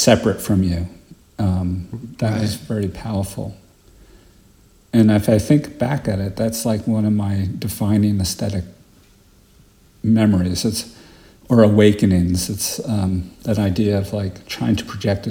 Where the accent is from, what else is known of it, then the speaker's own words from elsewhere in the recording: New York, United States; moved away as an adult; now in Great Barrington, United States; I grew up in Park Slope